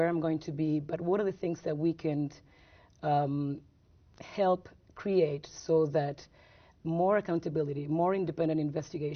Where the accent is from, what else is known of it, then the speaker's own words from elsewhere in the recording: Argentina; when I grew up in Argentina under a dictatorship